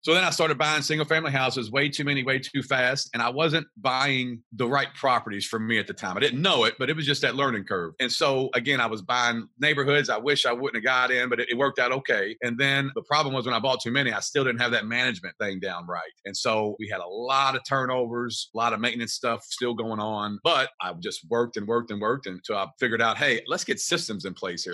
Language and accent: English; Kentucky, United States; I'm from Kentucky.